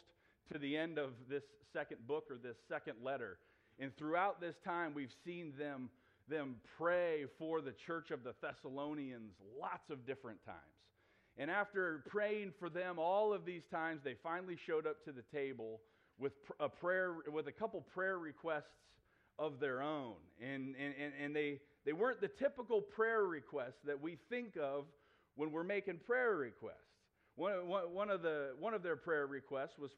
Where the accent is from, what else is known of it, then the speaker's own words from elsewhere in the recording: New Philadelphia, Ohio, United States; moved away; my hometown of New Philadelphia, Ohio